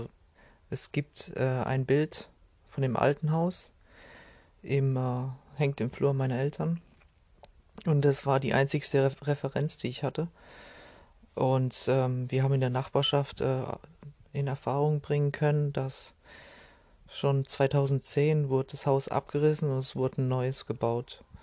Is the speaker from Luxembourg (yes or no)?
no; Kazakhstan; born there; okay, ich bin geboren in Kasachstan, aber ich habe äh, irgendwie null Bezug dazu.